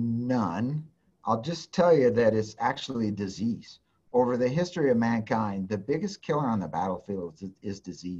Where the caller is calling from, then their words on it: Cheyenne, Wyoming, United States; You know, I'm Zooming in from my office right here in Cheyenne.